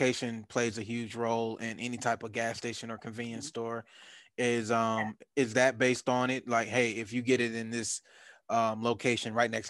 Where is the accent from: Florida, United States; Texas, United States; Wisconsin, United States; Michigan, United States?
Michigan, United States; Detroit; now in Atlanta, United States; in Detroit, where I grew up at, we don't have large gas stations like